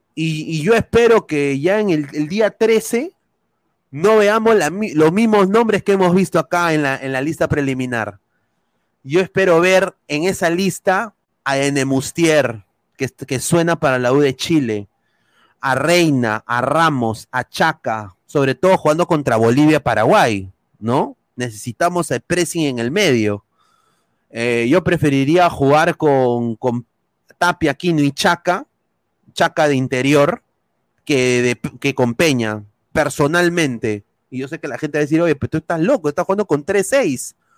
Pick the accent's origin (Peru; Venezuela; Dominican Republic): Peru; now in United States